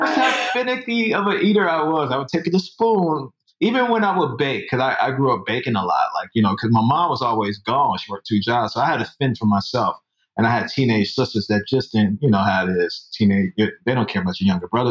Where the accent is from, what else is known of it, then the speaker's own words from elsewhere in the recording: Chicago, Illinois, United States; moved away as an adult; also born or lived in Minnesota / Florence, Colorado; now in Atlanta, United States; I was uh, born in Chicago and raised in Chicago, heart of the Midwest